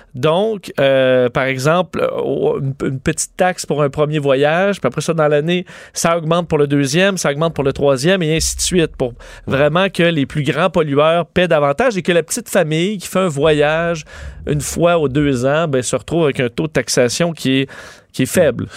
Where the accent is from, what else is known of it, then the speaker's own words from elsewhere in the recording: Quebec, Canada; chez nous au Québec